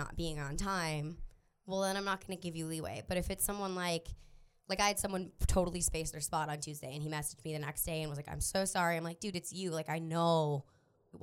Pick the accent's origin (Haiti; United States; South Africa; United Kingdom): United States; Minnesota; now in Los Angeles, United States; I'm from Minnesota